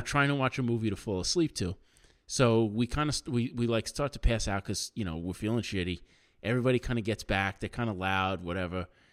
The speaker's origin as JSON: {"language": "English", "region": "New York", "country": "United States", "tie": "born or raised there", "said": "growing up in New York, like, when I was a kid"}